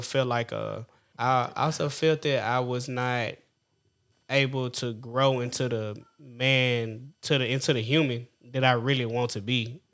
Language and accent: English; Orangevale, California, United States; I grew up in Orange Vine, between Orange Vine and what have you